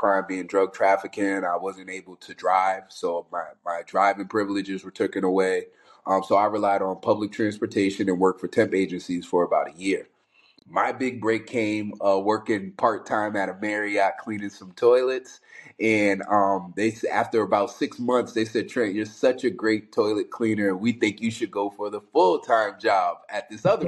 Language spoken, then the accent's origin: English; Albany, New York, United States; I'm a kid from New York City. I was born in Manhattan, split time between the Bronx and Harlem. When I was around 8 years, 9 years old, my father passed away, which then led my mother to say she wanted to leave New York City. So we migrated back up north, Albany, New York